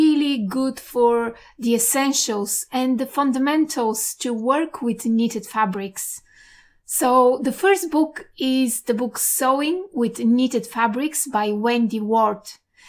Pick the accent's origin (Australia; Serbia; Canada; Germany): Australia; Perth, Western Australia; from Perth, Western Australia.